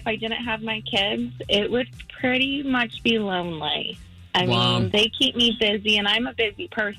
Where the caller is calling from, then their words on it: Merritt Island, Florida, United States; I'm calling from Merritt Island.